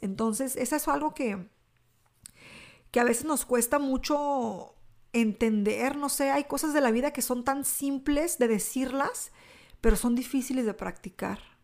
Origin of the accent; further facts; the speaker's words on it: Mexico; mi cultura hispana, eh, como mexicana